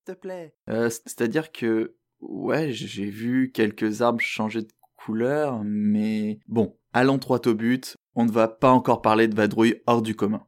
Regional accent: France; accent: French; moved away as an adult; now in Montreal, Canada; je suis français avec une citoyenneté canadienne.

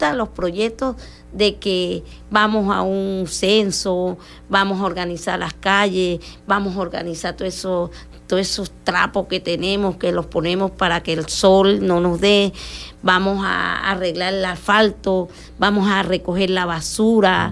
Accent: Colombia; now in Maracaibo, Venezuela; Yo soy una mujer que llegué aquí, soy emigrante porque colombiana

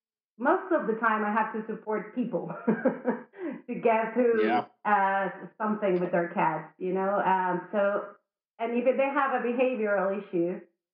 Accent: Argentina; also born or lived in Madrid, Spain; now in Mallorca, Spain; I'm from Argentina, but I've been living in Madrid for 9 years, and now I decided that I needed the beach, and I came to Mallorca, so here I am.

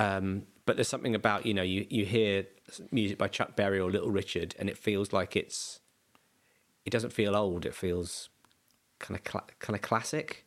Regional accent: Bromley, London, United Kingdom; also born or lived in Beckenham; I was born in Bromley. I'm he moved around a tiny bit to other bits of South uh, South London, and now live in Beckenham.

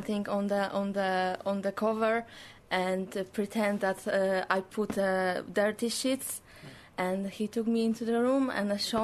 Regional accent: Poland; English is a second language; now in Ireland; I'm from Poland

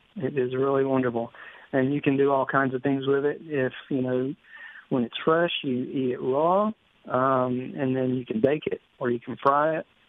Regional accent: Greenville, Mississippi, United States; also born or lived in Leland, Mississippi; now in Oxford, United States; grew up in Leland and Greenville

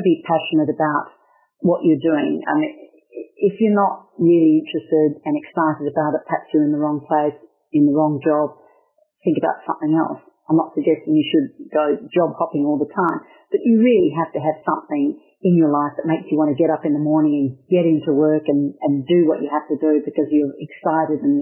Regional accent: Western Australia, Australia; I'm from Western Australia

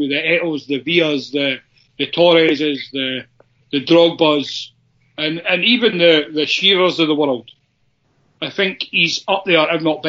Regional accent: Perth, Scotland, United Kingdom; up at St Johnstone in my hometown.

